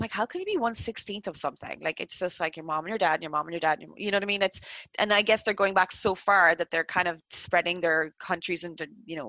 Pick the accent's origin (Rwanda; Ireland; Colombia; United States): Ireland; now in Canada; Born and raised in Ireland and then moved to another country. That's my definition of first generation.